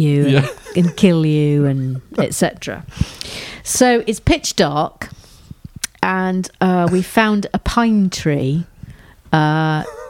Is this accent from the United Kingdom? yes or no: yes; England, United Kingdom; We're English